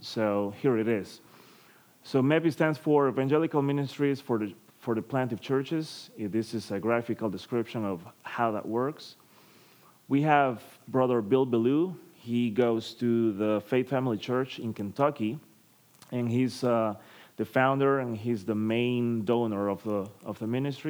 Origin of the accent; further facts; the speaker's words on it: Tegucigalpa, Francisco Morazán, Honduras; I'm coming from Honduras, Tegucigalpa City. That's the capital city of Honduras.